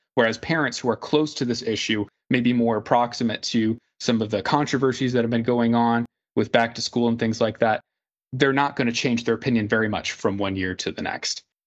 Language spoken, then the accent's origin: English; Indianapolis, Indiana, United States; my hometown of Indianapolis